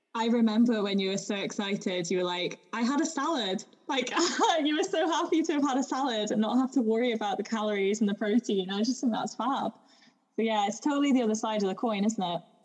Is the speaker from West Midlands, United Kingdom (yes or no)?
yes; Shropshire, West Midlands, United Kingdom; accent: English; moved away; also born or lived in Sussex; I grew up in Shropshire, so it's like in the Midlands of England, uh, kind of in the countryside. But I was born in Sussex